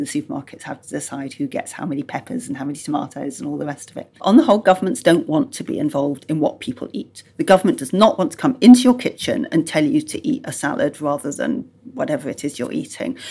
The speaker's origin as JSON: {"language": "English", "region": "Yorkshire and the Humber", "country": "United Kingdom", "tie": "born or raised there", "said": "I grew up in Yorkshire"}